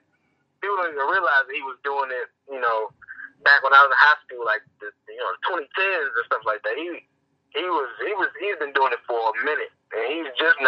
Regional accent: Chesapeake, Virginia, United States; I'm from Chesapeake.

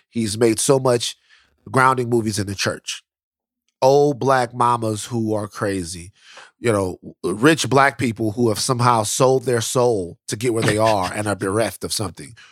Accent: Louisiana, United States; I'm from Louisiana

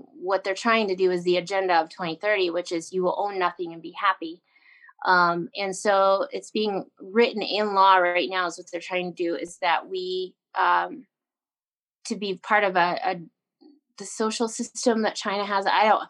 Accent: Canada; I grew up on the Alaska Highway.

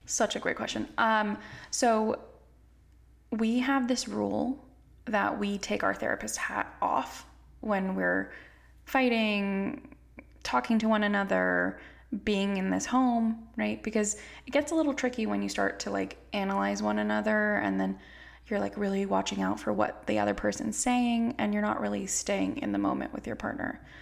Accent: California, United States; I grew up in California. I was raised by immigrants

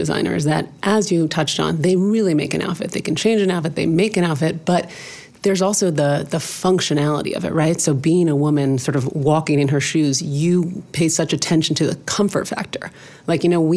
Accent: Los Angeles, California, United States; I grew up in Los Angeles

